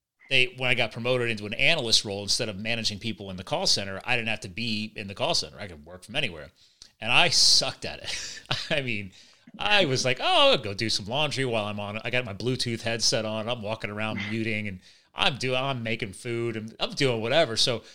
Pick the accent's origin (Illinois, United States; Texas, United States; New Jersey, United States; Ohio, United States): New Jersey, United States; born there; now in Pennsylvania, United States; I was born in Jersey, but I live in Pennsylvania now.